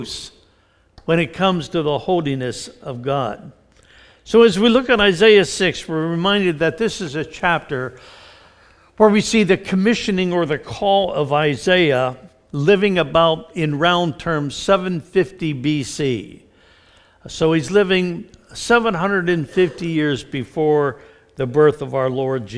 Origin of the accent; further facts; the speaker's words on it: Mount Lebanon, Pennsylvania, United States; I was raised in the Presbyterian Church in Mount Lebanon outside of Pittsburgh